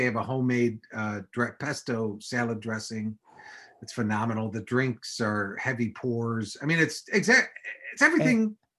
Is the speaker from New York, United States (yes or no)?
no; Mount Prospect, Illinois, United States; also born or lived in Chicago / Los Angeles; I grew up in Mount Prospect, but I moved to the city when I was 19.